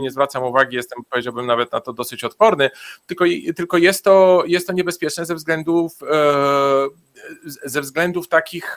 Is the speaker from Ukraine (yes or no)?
no; Bulgaria; moved away; ja w Bułgarii się urodziłem, tam spędzałem dzieciństwo